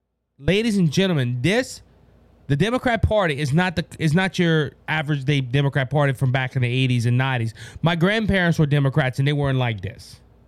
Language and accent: English; Mankato, Minnesota, United States; born there; We stopped to go through a Hardee's in Makuta, where I was born in Makuta, Minnesota